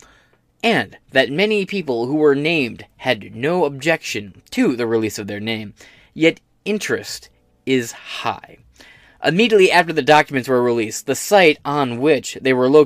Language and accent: English; United States; I'm an American